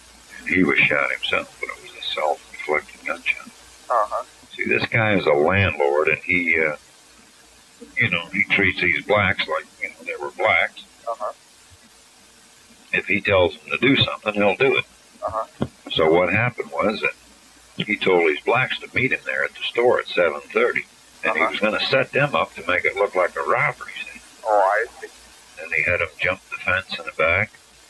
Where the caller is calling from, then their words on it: Orlando, Florida, United States; I'm calling from Orlando, Florida.